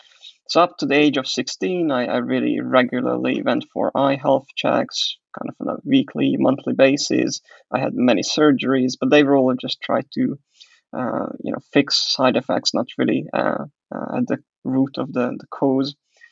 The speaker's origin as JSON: {"language": "English", "country": "Hungary", "also_born_or_lived": "Croatia", "moved": "yes", "lives_now": "England", "said": "I don't think I mentioned that I was born in Hungary. That's where I'm originally coming from. And then I had a bit of a period when I lived in Croatia, altogether 8 years."}